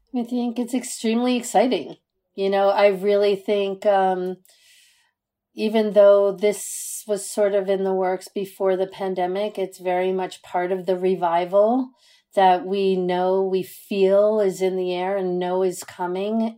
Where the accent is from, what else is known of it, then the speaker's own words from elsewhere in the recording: New York City, New York, United States; I'm born and raised in Manhattan